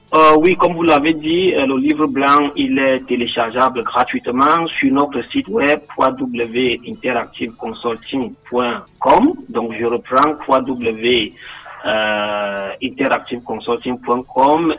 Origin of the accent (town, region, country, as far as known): Cameroon; born or raised there